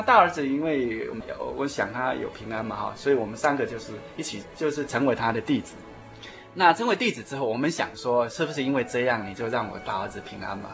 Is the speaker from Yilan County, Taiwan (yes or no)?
yes; Yilan, Yilan County, Taiwan; moved away as an adult; also born or lived in Taipei; 我是宜兰人，啊，从小就在宜兰长大